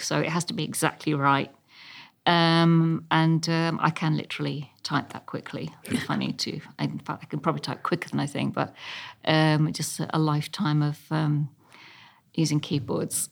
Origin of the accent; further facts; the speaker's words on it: London, United Kingdom; also born or lived in Ealing, London; I was born in Chelsea, just off King's Road before it was posh.